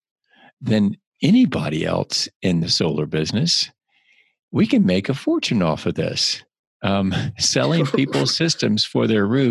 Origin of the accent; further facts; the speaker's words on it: Bluffton, South Carolina, United States; also born or lived in Savannah, Georgia; I grew up on the May River. That's where I grew up